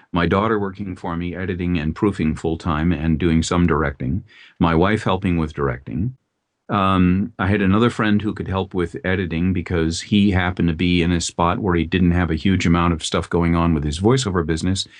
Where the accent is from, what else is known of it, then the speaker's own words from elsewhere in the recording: Minneapolis, Minnesota, United States; in the Twin Cities, where I grew up in Minnesota